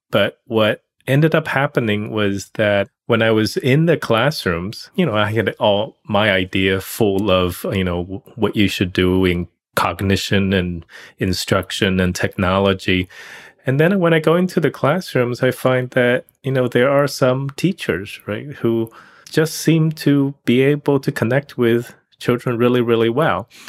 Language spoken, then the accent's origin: English; China; moved away as an adult; also born or lived in Pittsburgh, Pennsylvania; I grew up in China